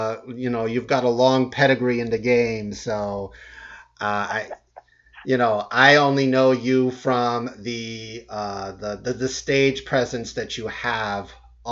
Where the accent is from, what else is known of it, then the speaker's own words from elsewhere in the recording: Fort Lauderdale, Florida, United States; I think we share that we're both Dillard alums, Dillard School of the Performing Arts, right?